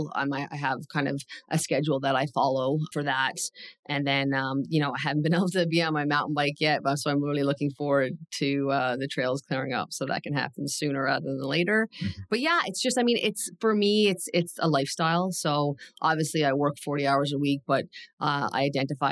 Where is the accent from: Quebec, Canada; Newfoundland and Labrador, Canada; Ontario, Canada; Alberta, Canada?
Newfoundland and Labrador, Canada; moved away; I'm from Newfoundland.